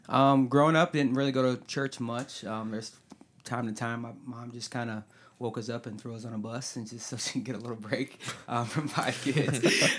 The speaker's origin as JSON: {"language": "English", "country": "United States", "tie": "born or raised there", "said": "I'm from the Quad City area. I lived here my entire life"}